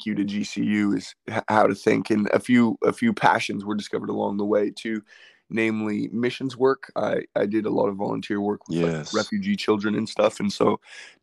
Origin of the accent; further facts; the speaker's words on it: Palm Springs, California, United States; also born or lived in Phoenix, Arizona; I grew up in Palm Springs, California, which is a desert. And I spent my whole life there